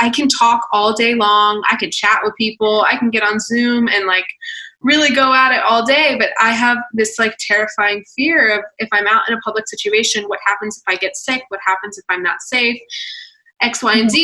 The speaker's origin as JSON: {"language": "English", "town": "Atlanta", "region": "Georgia", "country": "United States", "said": "I'm from Atlanta"}